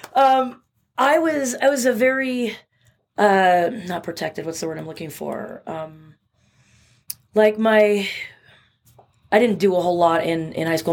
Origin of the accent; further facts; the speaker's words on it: Bremerton, Washington, United States; I grew up in a little town in Western Washington called Bremerton